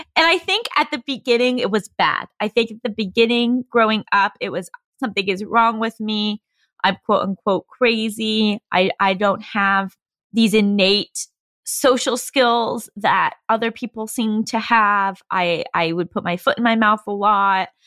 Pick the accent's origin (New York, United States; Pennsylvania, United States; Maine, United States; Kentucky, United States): New York, United States; moved away as an adult; also born or lived in California; I'm originally from New York. I came out to California to do undergrad program at U S C in screenwriting